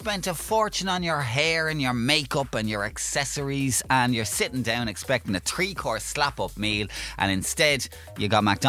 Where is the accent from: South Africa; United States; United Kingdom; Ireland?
Ireland; as an Irish man, a proud Irish man, loves all things Irish